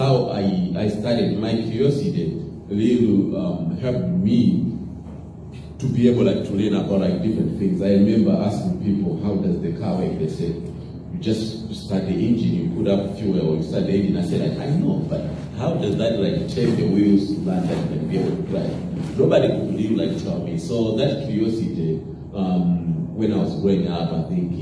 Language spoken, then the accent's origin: English; Malawi; Growing up in Malawi, I grew up in a very like small village.